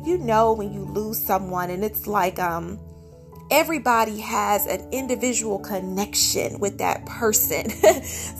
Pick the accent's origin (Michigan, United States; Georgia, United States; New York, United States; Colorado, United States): Georgia, United States; moved away as an adult; now in California, United States; I'm from Georgia. My husband is as well.